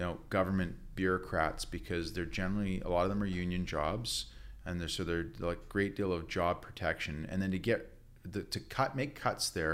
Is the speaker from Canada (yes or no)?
yes; Victoria, British Columbia, Canada; I'm from Victoria. I went to high school there and university